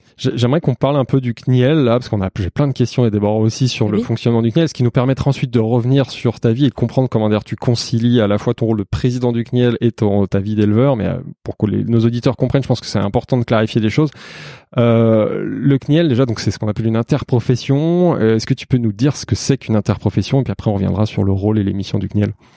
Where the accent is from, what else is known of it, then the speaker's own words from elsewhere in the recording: Savoie, Auvergne-Rhône-Alpes, France; en Savoie, dans ma région d'origine